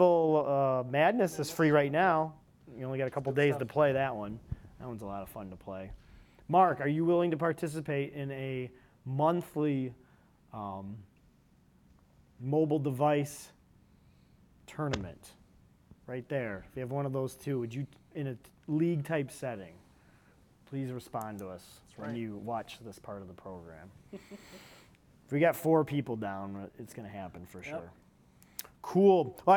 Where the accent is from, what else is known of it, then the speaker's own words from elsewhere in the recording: Canada; No, I'm from Canada, and I watched Pixelated Heroes.